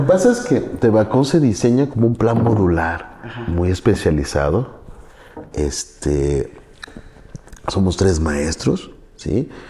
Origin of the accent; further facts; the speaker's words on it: Orizaba, Veracruz, Mexico; moved away as an adult; Yo soy de Orizaba, Veracruz